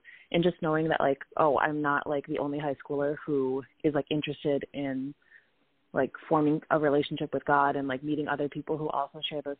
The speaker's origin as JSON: {"language": "English", "town": "Chicago", "region": "Illinois", "country": "United States", "tie": "born or raised there", "said": "I was born and raised here in Chicago, Illinois, with my home parish being St. Vita, Chicago. Went to the elementary school there"}